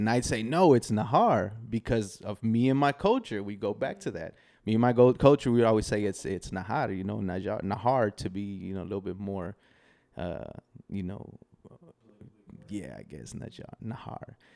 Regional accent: Del Valle, Texas, United States; also born or lived in Querétaro, Mexico; When I was two years old, my parents brought brought me here

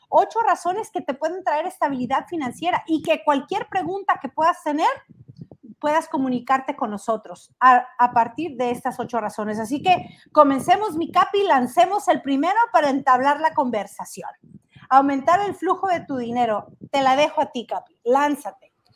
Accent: Tecolotlán, Jalisco, Mexico; now in Los Angeles, United States; desde mi pueblo natal, desde Tequesquitlán, Jalisco, donde crecí, donde me vieron correr por las calles de este pueblo

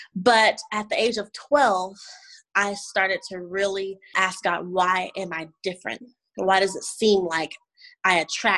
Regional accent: Indianapolis, Indiana, United States; also born or lived in Oklahoma / Louisiana / Georgia; I was born in Indianapolis, Indiana with Christian parents, great parents. And I have an older brother and an older sister. I grew up in Indiana, moved to Oklahoma, then Louisiana, then Georgia.

